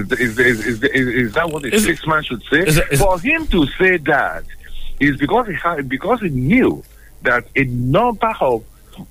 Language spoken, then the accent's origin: English; Nigeria; as a Nigerian